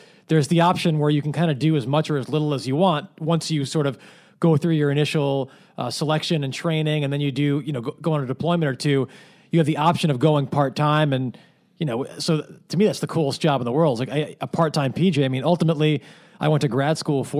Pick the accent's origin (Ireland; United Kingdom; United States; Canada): United States; Manhasset, New York; I grew up on Long Island